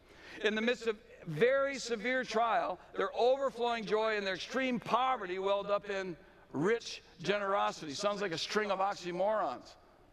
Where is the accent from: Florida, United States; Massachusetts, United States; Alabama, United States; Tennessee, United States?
Massachusetts, United States; Belmont; I had learned things in Europe and in Mexico and in my hometown of Belmont, Massachusetts.